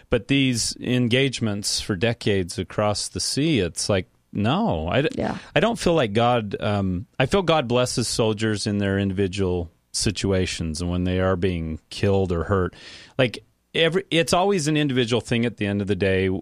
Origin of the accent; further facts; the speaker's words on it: United States; thinking as an American